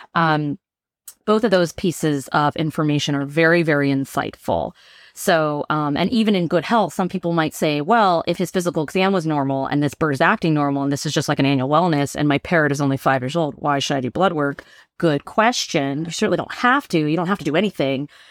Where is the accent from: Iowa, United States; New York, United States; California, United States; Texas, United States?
California, United States; Bay Area; moved away as an adult; now in San Diego, United States; I'm from the Bay Area originally